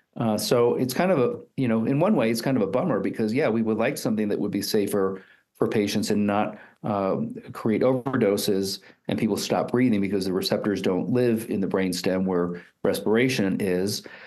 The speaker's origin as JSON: {"language": "English", "region": "East Coast", "country": "United States", "also_born_or_lived": "Houston, Texas / Utah", "moved": "as an adult", "lives_now": "Colorado Springs, United States", "said": "I'm I'm originally from the East Coast"}